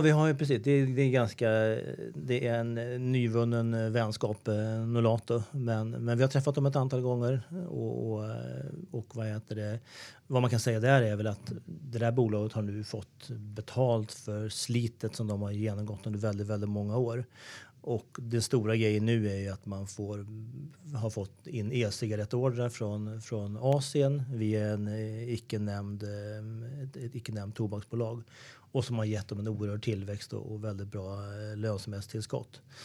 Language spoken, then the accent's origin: Swedish; Sweden; Vi är ju vana som svenskar